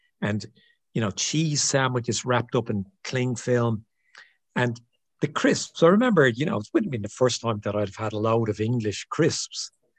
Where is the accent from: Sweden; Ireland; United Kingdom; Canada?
Ireland; as an Irish guy